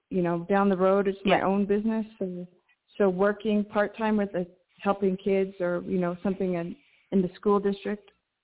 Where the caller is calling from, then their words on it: New Mexico, United States; calling from New Mexico.